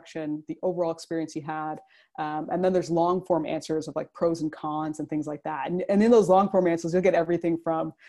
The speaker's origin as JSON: {"language": "English", "town": "Toronto", "region": "Ontario", "country": "Canada", "said": "I'm currently in Toronto and I'm from essentially the greater Toronto area."}